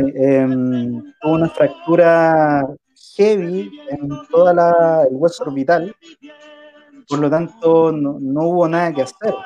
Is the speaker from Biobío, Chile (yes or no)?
no; Rancagua, O'Higgins, Chile; also born or lived in Santiago; yo crecí muchos años, mi infancia, en la casa de mi abuelo en Rancagua